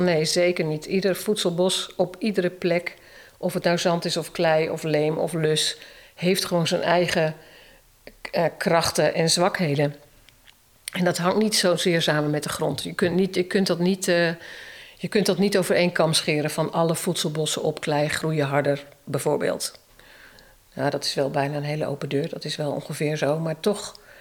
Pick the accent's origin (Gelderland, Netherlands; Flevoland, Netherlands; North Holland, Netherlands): Flevoland, Netherlands; Emmeloord; moved away as an adult; also born or lived in Utrecht / Zeewolde; ik kom uit Emmeloord